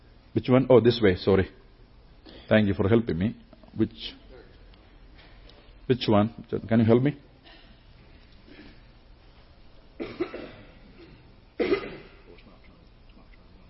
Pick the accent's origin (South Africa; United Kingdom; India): India; since I'm from India